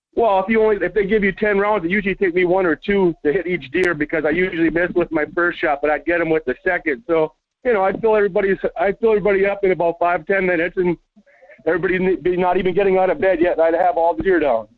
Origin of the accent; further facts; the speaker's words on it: Minnesota, United States; now in Las Vegas, United States; growing up in Minnesota